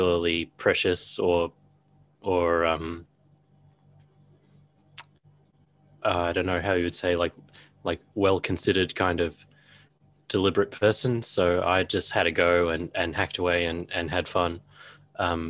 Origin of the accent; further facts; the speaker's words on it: Australia; as an Australian bloke